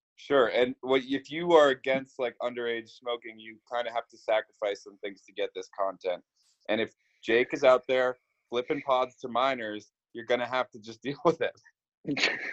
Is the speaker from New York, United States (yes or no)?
no; Boston, Massachusetts, United States; moved away; I'm from Boston